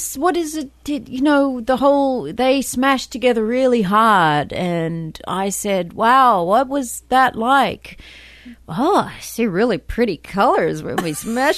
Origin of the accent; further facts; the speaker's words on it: Sydney, New South Wales, Australia; I'm from Sydney.